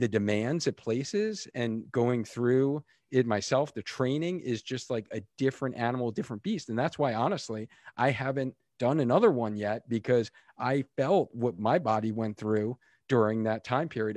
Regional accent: Long Island, New York, United States; now in Connecticut, United States; I'm originally from New York, so I grew up on Long Island

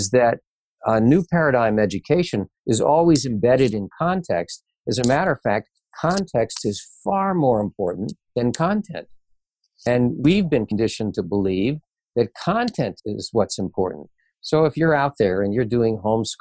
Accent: Detroit, Michigan, United States; I grew up in Michigan, in Detroit.

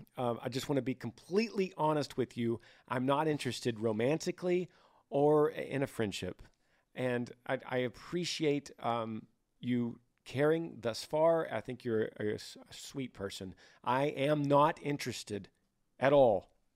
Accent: Utah, United States; I'm from Utah.

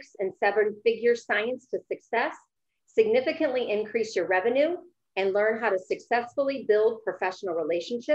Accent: St. Louis, Missouri, United States; moved away as an adult; also born or lived in California / Colorado; now in St. Louis, United States; So I grew up in Missouri. I grew up in the St. Louis metropolitan area

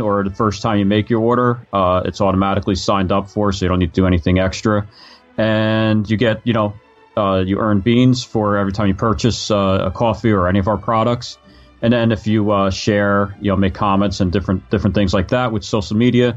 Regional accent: New Jersey, United States; growing up in New Jersey here

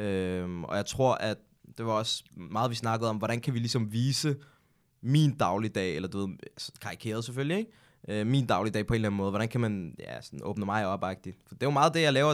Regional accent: Hundige, Zealand, Denmark; also born or lived in Birkerød; jeg er egentlig opvokset i et øh, almindeligt boligbyggeri i Hundi

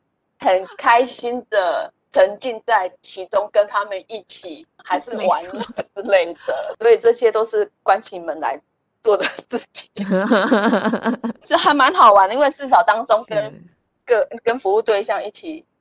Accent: Kaohsiung, Taiwan; moved away as an adult; now in Hsinchu, Taiwan; 我是高雄人。

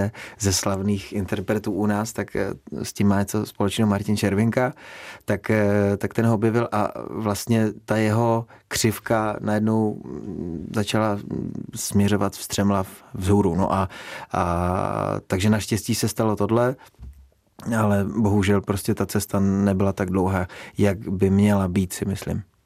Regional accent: Frýdek-Místek, Moravian-Silesian Region, Czechia; když jsme vyrůstali ve Frýdku místku

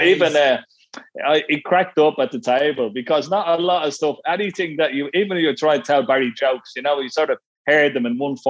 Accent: Ranelagh, Leinster, Ireland; Well, I tell you, Ranelagh was a wonderful place. I mean, at Ranelagh at one stage, I had like three snooker clubs in it, you know.

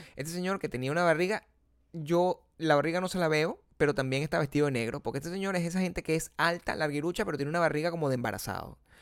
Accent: Venezuela; moved away; venezolanos como nosotros

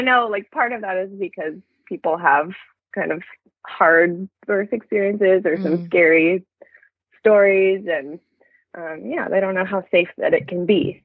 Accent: Berkeley, California, United States; also born or lived in Treasure Island, San Francisco Bay Area; we're moving to Berkeley soon, which is my hometown

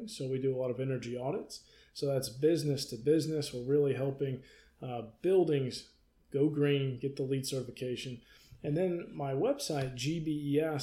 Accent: North Georgia Mountains, United States; now in Atlanta, United States; I grew up in the North Georgia Mountains

